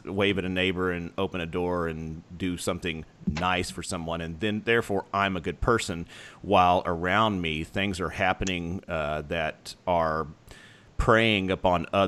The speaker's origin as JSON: {"language": "English", "country": "United States", "said": "where we come from as as American"}